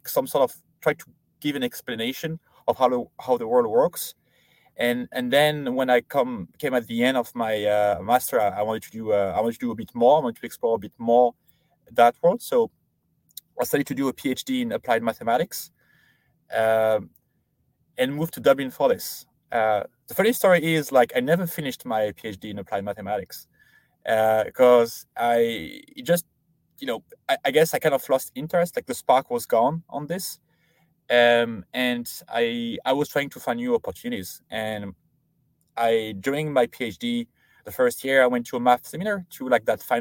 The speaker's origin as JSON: {"language": "English", "country": "France", "tie": "born or raised there", "moved": "as an adult", "said": "I grew up in France, did all my studying in there, so high school and then university there"}